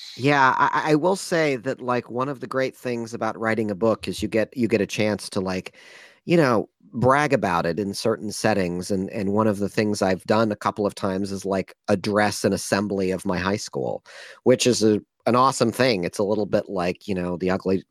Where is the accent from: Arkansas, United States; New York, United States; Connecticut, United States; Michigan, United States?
Michigan, United States; Ann Arbor; now in San Francisco, United States; I grew up in Ann Arbor, Michigan